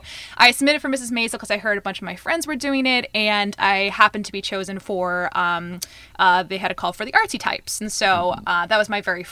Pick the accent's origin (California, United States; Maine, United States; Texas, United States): Maine, United States; Gorham; moved away as an adult; now in New York, United States; I am originally from Gorham, Maine. I moved out here about close to 3 years ago to New York